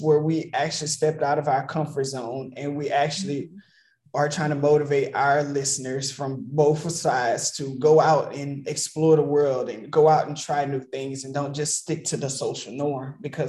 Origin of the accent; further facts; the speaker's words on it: the South, United States; Because I was born in the South.